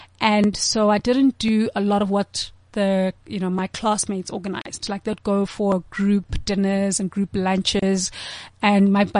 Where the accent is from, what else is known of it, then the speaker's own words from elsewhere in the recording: South Africa; I'm from South Africa